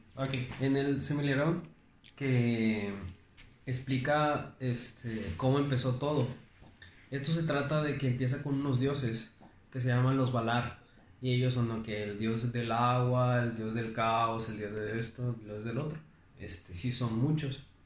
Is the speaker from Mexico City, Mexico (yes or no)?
no; Monterrey, Nuevo León, Mexico; also born or lived in Juárez, Nuevo León; soy de aquí de Monterrey, o sea, nací en Monterrey, pero vivo a las afueras de la ciudad